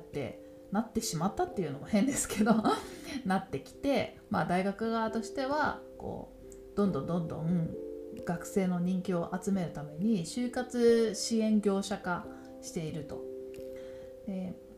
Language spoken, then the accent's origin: Japanese; Tokyo, Japan; ずっと東京で育って